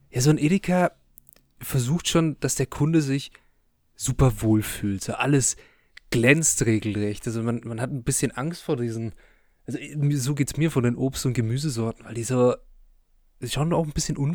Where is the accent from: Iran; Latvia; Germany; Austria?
Germany; Bavaria; wir kommen aus dem Süden Deutschlands in der Nähe von Nürnberg